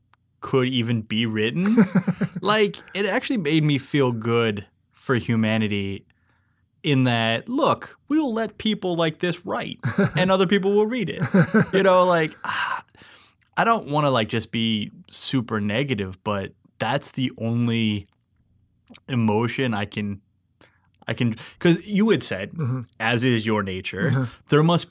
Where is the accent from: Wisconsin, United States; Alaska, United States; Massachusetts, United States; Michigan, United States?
Alaska, United States; I grew up in Alaska.